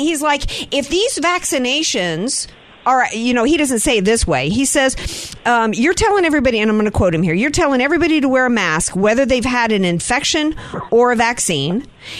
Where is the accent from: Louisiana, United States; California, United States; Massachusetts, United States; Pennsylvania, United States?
Louisiana, United States; Slidell; also born or lived in Jacksonville, North Carolina; I was born in Jacksonville, North Carolina, Camp Lejeune, daughter of two Marines. And then we settled in the New Orleans area by way of North Shore, Slidell.